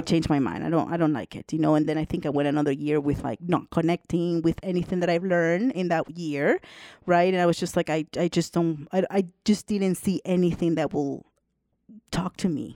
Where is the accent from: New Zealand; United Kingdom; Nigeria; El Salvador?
El Salvador; moved away; also born or lived in Canada; I'm originally from El Salvador. And I went to an all girls school, Catholic school